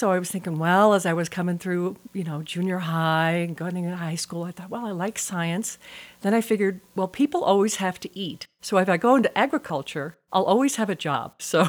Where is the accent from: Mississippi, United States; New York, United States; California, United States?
New York, United States; North Shore of Long Island; also born or lived in Brooklyn, New York; I was born in Brooklyn, New York. And my family, when I was very small, we moved to the North Shore of Long Island and just in typical suburbs.